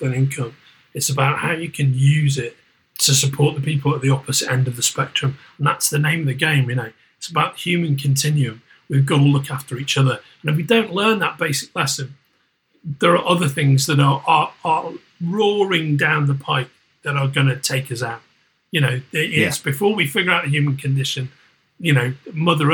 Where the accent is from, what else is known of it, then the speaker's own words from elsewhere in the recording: Merseyside, North West England, United Kingdom; moved away; I'm from Merseyside originally